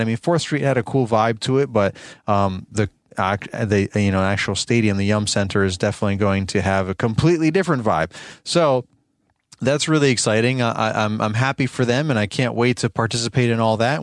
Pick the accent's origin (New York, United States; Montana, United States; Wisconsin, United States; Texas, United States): New York, United States; I'm born and raised in New York.